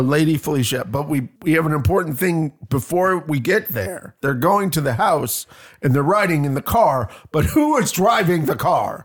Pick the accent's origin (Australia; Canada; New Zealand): Canada; I'm crazy Canadian